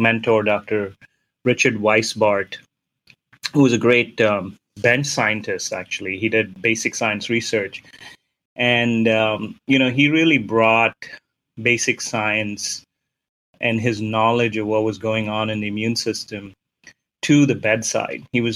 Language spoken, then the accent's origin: English; Mumbai, Maharashtra, India; moved away; When I was growing up in India, in Bombay, in the 80s